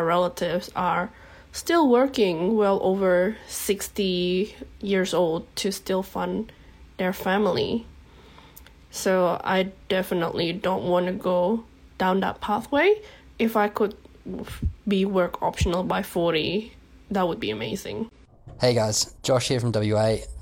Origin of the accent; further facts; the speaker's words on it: Indonesia; now in Australia; I'm an immigrant from Indonesia